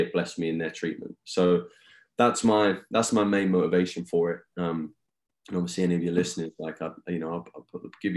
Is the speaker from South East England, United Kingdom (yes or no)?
yes; Eastbourne, South East England, United Kingdom; moved away as an adult; now in United States; my hometown of Eastbourne, England